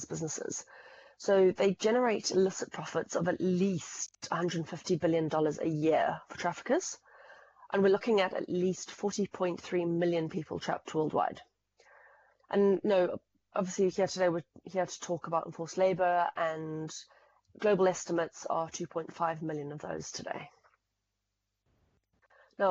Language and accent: English; Zimbabwe; now in United Kingdom; as you might be able to tell from the accent, I come from Zimbabwe